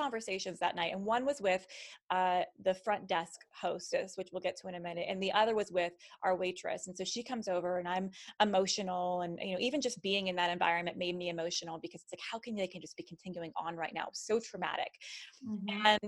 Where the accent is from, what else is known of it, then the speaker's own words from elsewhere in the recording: Las Vegas, Nevada, United States; moved away as an adult; also born or lived in Nashville; I'm from Las Vegas. We recently moved back here, but I was living in Nashville for the past 4 years